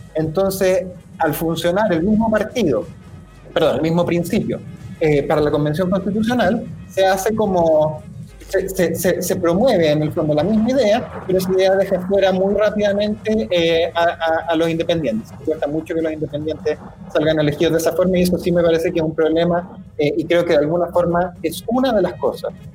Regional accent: Chile; como chilenos

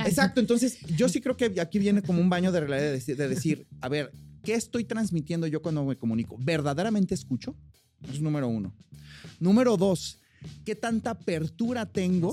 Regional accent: Mexico; also born or lived in United States; yo soy mexicano, pero estuve con residencia y mi green card por más de cinco años, entonces tramité ciudadanía

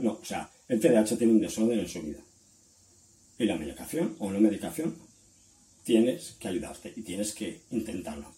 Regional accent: Valencia, Valencian Community, Spain; soy de Valencia, de España

